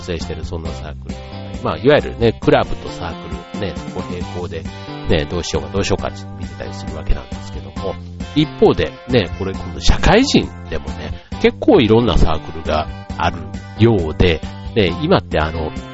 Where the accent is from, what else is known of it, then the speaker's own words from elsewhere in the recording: Kansai, Japan; now in Chiba, Japan; 僕で言ったら関西出身で